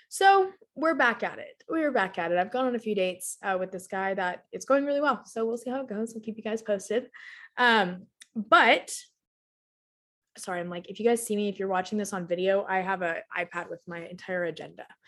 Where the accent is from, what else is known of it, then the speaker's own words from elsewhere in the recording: Texas, United States; I was born and raised in Texas, still live in Texas